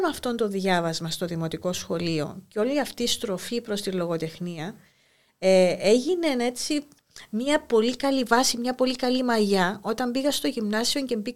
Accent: Larnaca, Famagusta District, Cyprus; Γεννήθηκα στην Αμόχωστο. Μάλιστα. Έζησα εκεί μέχρι τα 9 μου χρόνια.

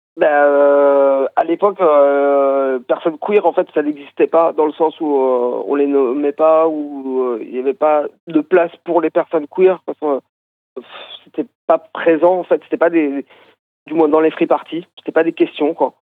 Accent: Brittany, France; je viens de Bretagne

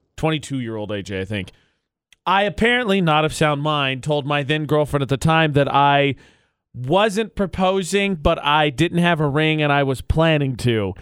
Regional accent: Indiana, United States; my home state

